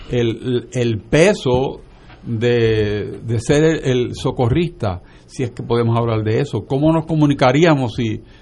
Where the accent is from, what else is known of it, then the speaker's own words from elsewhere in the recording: Aguadilla, Puerto Rico; En de donde yo vengo, que es Aguadilla del Oeste